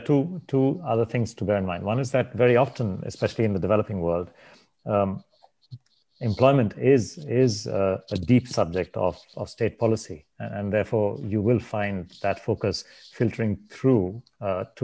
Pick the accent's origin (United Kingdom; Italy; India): India; I'm from India